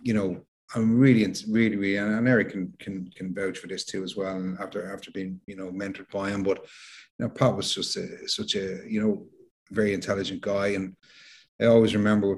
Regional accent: Dublin, Leinster, Ireland; growing up in Dublin, late 70s, early 80s

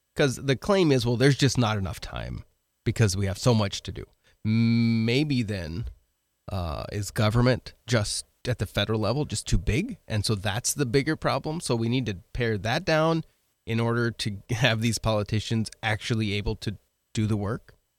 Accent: Oregon, United States; moved away as an adult; now in Midwest, United States; I grew up in Oregon, so I'm from the, the West Coast

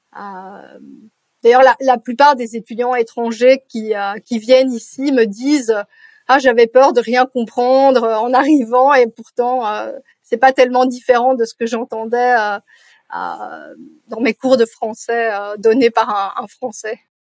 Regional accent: Brussels, Brussels-Capital Region, Belgium; first language French; je suis née à Bruxelles

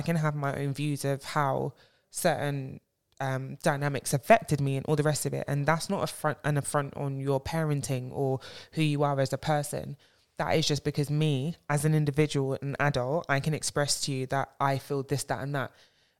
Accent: Nigeria; first of all, I'm a Nigerian babe.

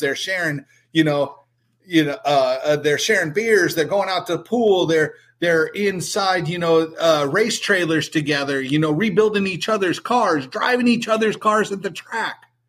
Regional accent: San Diego, California, United States; I grew up in San Diego

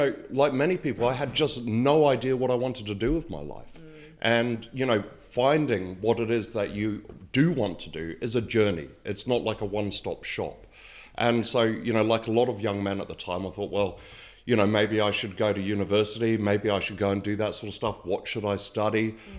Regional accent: New Zealand; I moved from the other side of the world over to New Zealand, although I am a New Zealander

